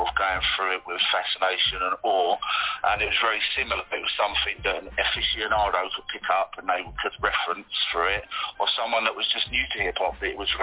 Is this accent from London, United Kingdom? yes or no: yes; London, United Kingdom; I'm from London and I currently live in London